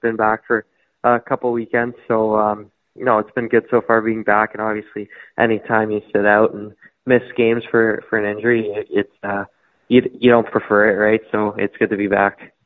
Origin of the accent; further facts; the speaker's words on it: Toronto, Ontario, Canada; I'm from Toronto, Ontario. I've lived there my whole life